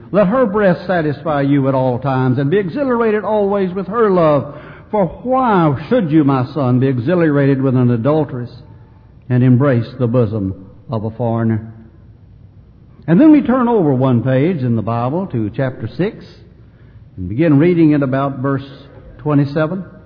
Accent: Mayfield, Kentucky, United States; Mayfield my hometown

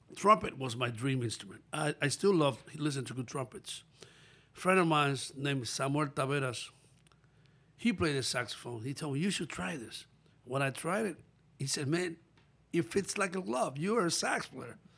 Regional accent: Pepillo Salcedo, Monte Cristi, Dominican Republic; moved away; also born or lived in New York; I was born in Dominican Republic

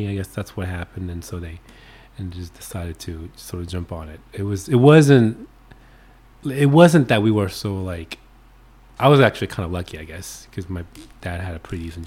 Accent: New Orleans, Louisiana, United States; moved away as an adult; also born or lived in Korea / Baltimore, Maryland / New York City; now in Plattsburgh, United States; I grew up in New Orleans area

